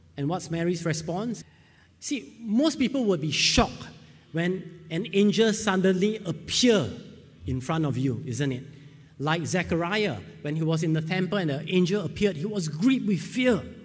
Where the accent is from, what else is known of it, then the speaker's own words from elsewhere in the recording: Singapore; I'm from Singapore